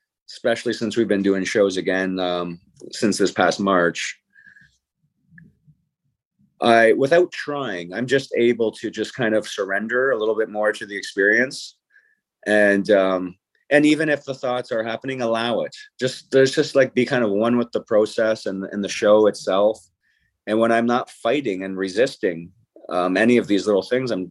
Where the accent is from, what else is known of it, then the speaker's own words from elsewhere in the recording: St. Catharines, Ontario, Canada; my hometown